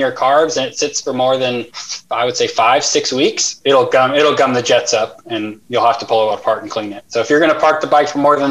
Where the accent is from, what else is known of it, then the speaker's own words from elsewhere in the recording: Atlanta, Georgia, United States; moved away; I grew up in Atlanta and we had Crystal Burgers.